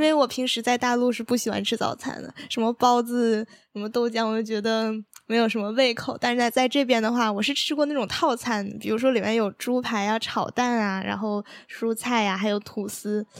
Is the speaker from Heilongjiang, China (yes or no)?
yes; Daqing, Heilongjiang, China; moved away as an adult; now in Taiwan; 我来自黑龙江大庆，是名传大学的交换生